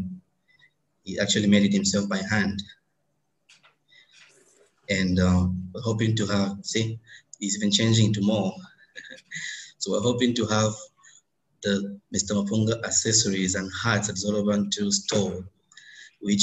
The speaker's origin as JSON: {"language": "English", "country": "DR Congo", "moved": "yes", "lives_now": "India", "said": "I am from Congo, democratic, but I live in India"}